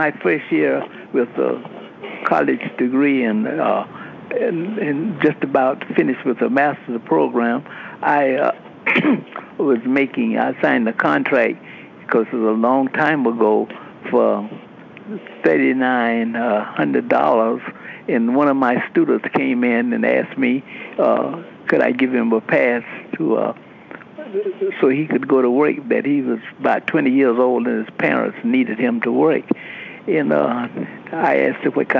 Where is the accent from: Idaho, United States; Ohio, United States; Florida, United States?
Florida, United States; Lake City; I'm born and raised in Lake City